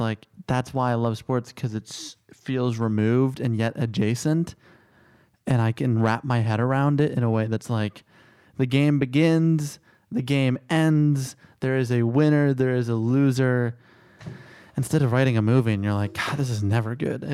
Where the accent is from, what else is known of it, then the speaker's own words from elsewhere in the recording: Chicago, Illinois, United States; I grew up in Chicago.